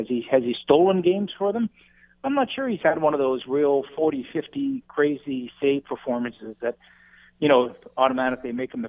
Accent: Ottawa, Ontario, Canada; Yeah, I mean, I grew up in Ottawa

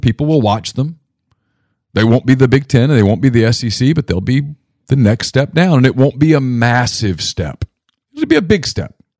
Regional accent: northern Louisiana, United States; moved away; I grew up in Louisiana

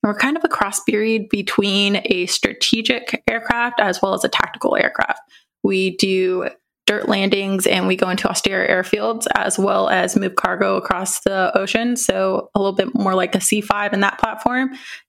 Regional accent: Vacaville, California, United States; I am originally from Vacaville, California, grew up a military brat.

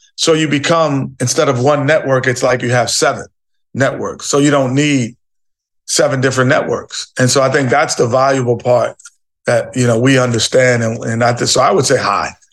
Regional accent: New York City, New York, United States; Growing up in New York City, you're, you're, you're a melting pot of people, cultures, and, and, and religions

